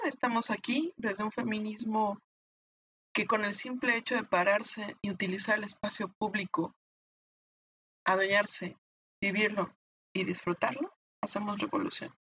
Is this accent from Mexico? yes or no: yes; Mexico